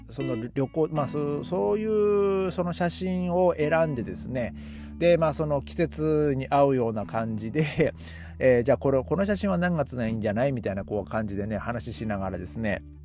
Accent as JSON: {"language": "Japanese", "town": "Hachinohe", "region": "Aomori", "country": "Japan", "tie": "born or raised there", "moved": "yes", "lives_now": "Germany", "said": "僕の地元を見たらですね、えー、まあ、最低気温が、まあ、マイナス六度とか なってますね。えー、八戸寒いですね。"}